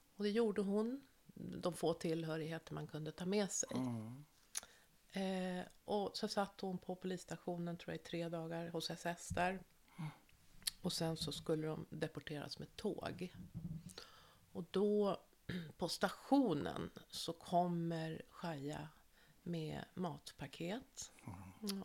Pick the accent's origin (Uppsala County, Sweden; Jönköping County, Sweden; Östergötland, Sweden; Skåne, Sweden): Östergötland, Sweden; Norrköping; now in Stockholm County, Sweden; jag är född 1960 i Norrköping